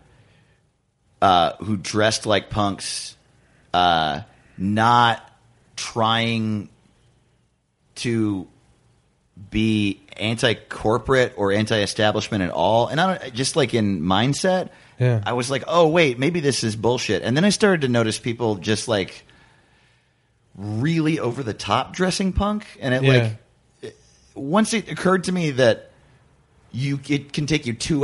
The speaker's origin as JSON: {"language": "English", "area": "Orange County", "region": "New York", "country": "United States", "also_born_or_lived": "northern New Jersey", "said": "I'm from Orange County, New York"}